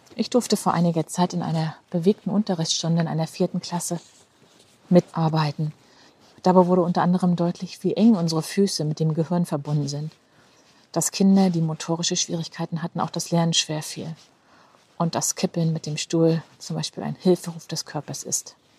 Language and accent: German; Rostock, Mecklenburg-Vorpommern, Germany; meine Heimatstadt Rostock